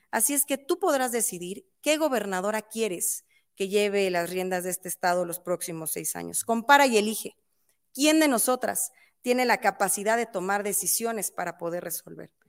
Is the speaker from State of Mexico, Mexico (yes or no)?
yes; State of Mexico, Mexico; los mexiquenses somos mexicanos dos veces, por patria y por provincia